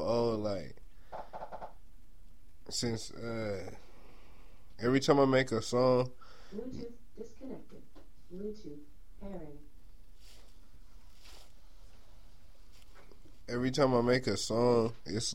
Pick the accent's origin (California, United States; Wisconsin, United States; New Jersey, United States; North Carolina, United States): California, United States; Inland Empire; from IE, you know, so I gotta say, like, from IE, like, I love IE